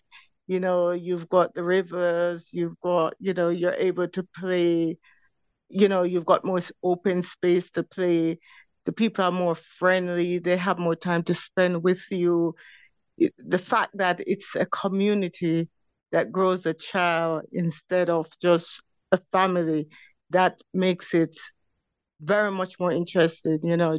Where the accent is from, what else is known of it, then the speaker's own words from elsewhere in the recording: Jamaica; But growing up in Jamaica, it gives you a consistency in saying, okay, I want to do this, I want to do that.